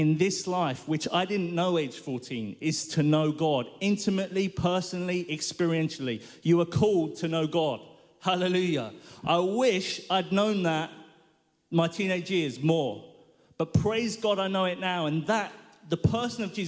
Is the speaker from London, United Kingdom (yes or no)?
yes; London, United Kingdom; I grew up in North London, lovely little neighborhood that is